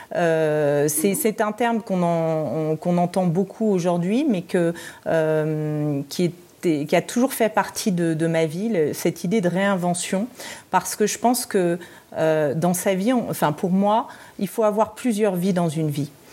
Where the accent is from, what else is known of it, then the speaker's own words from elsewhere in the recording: Paris, Île-de-France, France; also born or lived in Brussels; je suis française et, parisienne, mais j'avais vécu à Bruxelles